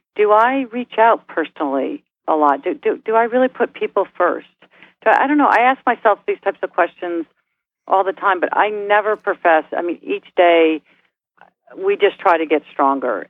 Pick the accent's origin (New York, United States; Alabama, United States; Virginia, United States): New York, United States; moved away; also born or lived in Midwest; I'm a New Yorker